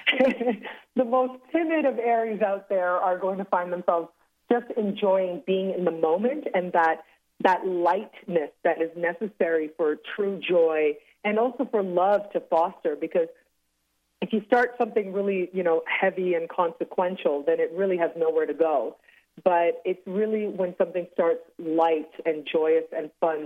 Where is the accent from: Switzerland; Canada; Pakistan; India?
Canada; Toronto, Ontario; also born or lived in Cancun; born and raised in Toronto in Canada